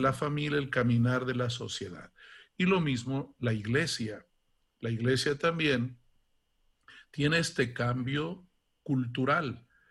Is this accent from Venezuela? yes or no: no; Santa Catarina, Guanajuato, Mexico; moved away as an adult; also born or lived in Italy; de niño, em, yo soy de un pueblecito de Guanajuato que se llama Santa Catarina